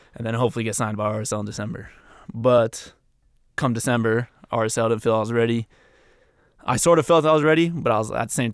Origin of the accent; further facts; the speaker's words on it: New Mexico, United States; So I went to University of New Mexico, obviously. I'm from New Mexico.